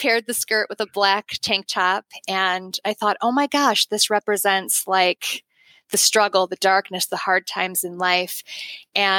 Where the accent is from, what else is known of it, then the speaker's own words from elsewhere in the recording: Chicago, Illinois, United States; I'm from the Chicago area